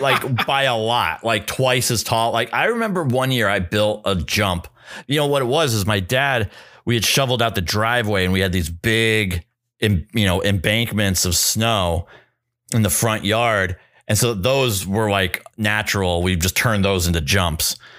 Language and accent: English; New Hampshire, United States; moved away; I was equidistant from Concord, New Hampshire and Portsmouth, New Hampshire. And I was right in the middle of both